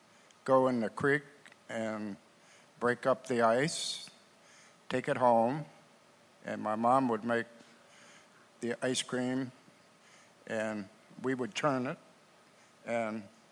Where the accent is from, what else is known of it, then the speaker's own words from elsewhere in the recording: Pennsylvania, United States; I grew up in Pennsylvania, a family of seven brothers and three sisters. We had a farmhouse, two rooms downstairs